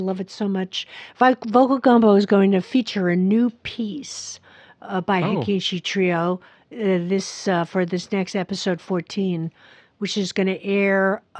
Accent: New York, United States; I grew up surrounded with Yiddish phrases. I'm from New York.

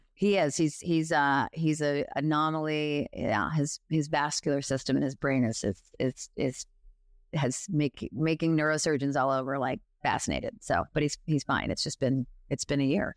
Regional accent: New York, United States; I am a New Yorker

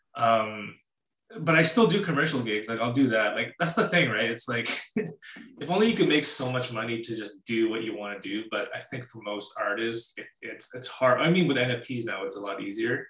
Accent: Winnipeg, Manitoba, Canada; I've lived in uh, Canada all my life. I'm from Winnipeg, Manitoba

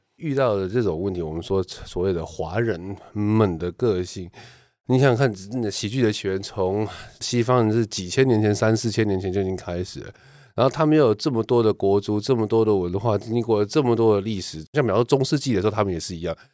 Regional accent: Taiwan; 我们台湾人

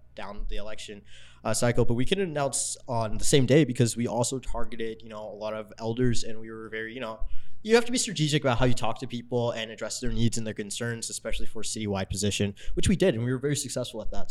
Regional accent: Los Angeles, California, United States; growing up in South

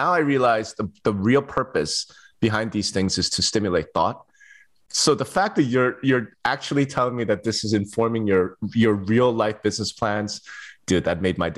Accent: Las Vegas, Nevada, United States; when you'll be in my hometown of Las Vegas.

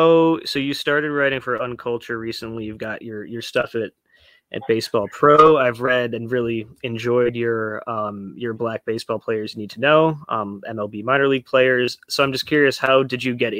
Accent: Chicago, Illinois, United States; I'm on the south side of Chicago in my parents' house, just as their parents were on the south side of Chicago. Been here for a long time too

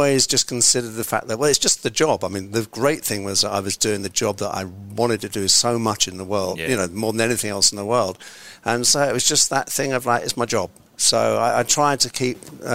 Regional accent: London, United Kingdom; I was brought up in West London

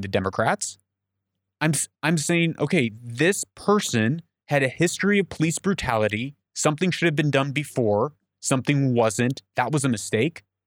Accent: United States; I'm an American

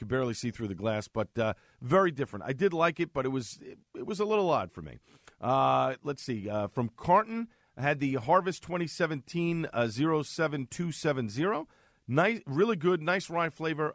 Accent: New York City, New York, United States; where I grew up in Staten Island

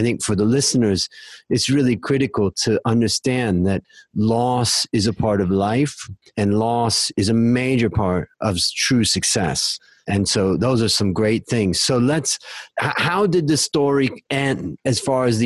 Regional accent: United States; now in Thailand; growing up in America

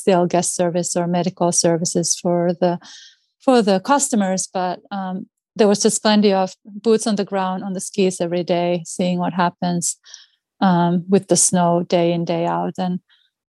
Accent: Finland; English is a second language; moved away as an adult; also born or lived in Washington, United States / Colorado, United States; now in Anchorage, United States; I'm originally from Finland, as you can hear from my speech. It's not really a Boston accent. And obviously, I grew up on skis, on cross-country

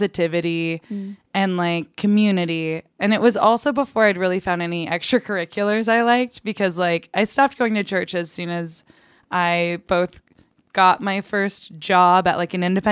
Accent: West Des Moines, Iowa, United States; I grew up in West Des Moines, Iowa

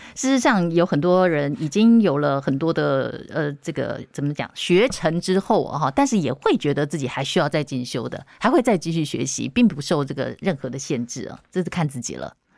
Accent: Taiwan; 我们台湾人的这种，呃，能量

